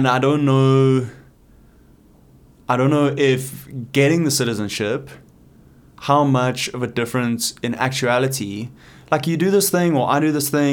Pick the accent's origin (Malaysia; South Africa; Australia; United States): South Africa; now in Canada; obviously I feel South African, obviously I associate completely with South Africa